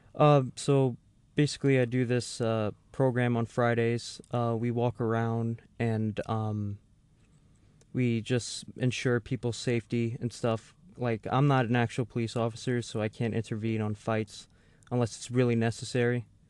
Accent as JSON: {"language": "English", "town": "New York City", "region": "New York", "country": "United States", "moved": "yes", "said": "I'm actually from the Bronx area of, of New York City"}